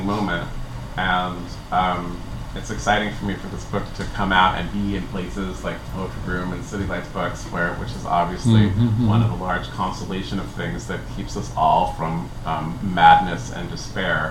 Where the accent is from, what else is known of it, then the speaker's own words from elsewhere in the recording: San Francisco, California, United States; I grew up near Stern Grove